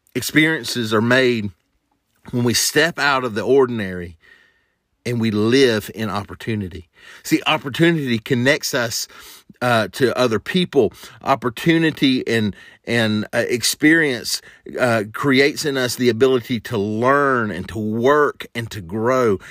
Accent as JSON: {"language": "English", "region": "the South", "country": "United States", "tie": "born or raised there", "said": "a kid growing up in the South"}